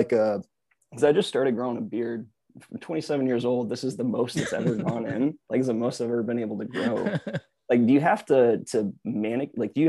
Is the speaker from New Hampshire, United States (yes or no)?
no; Michigan, United States; now in Austin, United States; I'm from Michigan. I'm used to being in the ice and snow.